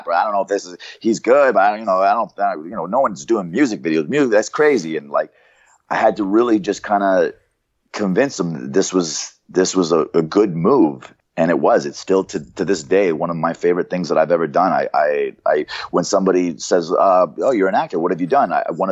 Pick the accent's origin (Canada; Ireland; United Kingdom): Canada; moved away; I was from Canada, so I was pale